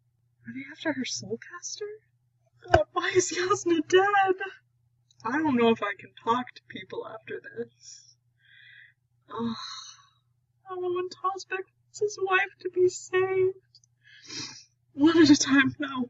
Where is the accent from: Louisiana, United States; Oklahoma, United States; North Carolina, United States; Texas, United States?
Texas, United States; I am from Texas, in case y'all didn't know. So I do say y'all